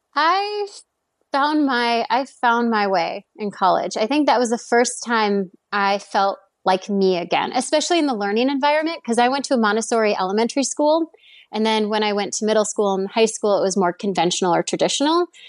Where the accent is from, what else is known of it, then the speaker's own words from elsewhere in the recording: Stillwater, Minnesota, United States; I grew up in the Twin Cities area or the suburb of, um, Twin Cities in Minnesota